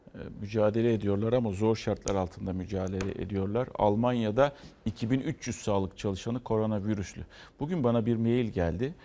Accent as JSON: {"language": "Turkish", "region": "İzmir", "country": "Turkey", "tie": "born or raised there", "said": "ben İzmirliyim. İzmir Atatürk Lisesi'nden mezun."}